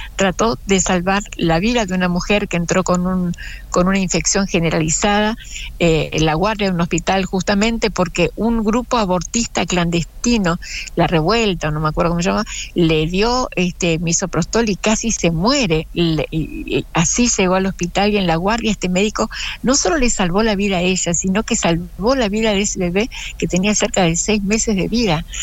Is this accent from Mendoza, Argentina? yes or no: no; Río Negro, Argentina; somos de Río Negro y estamos en el Alto Valle